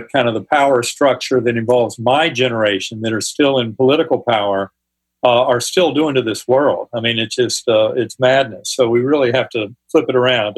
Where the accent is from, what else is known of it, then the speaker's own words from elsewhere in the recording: North Carolina, United States; my Methodist church growing up in North Carolina